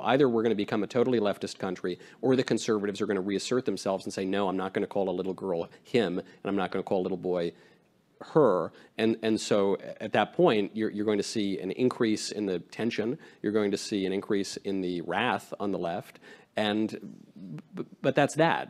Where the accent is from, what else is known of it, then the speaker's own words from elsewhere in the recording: New York, United States; also born or lived in California; now in Tennessee, United States; I am from New York.